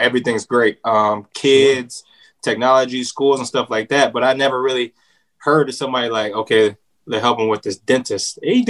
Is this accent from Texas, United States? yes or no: no; Sacramento, California, United States; Sacramento, California.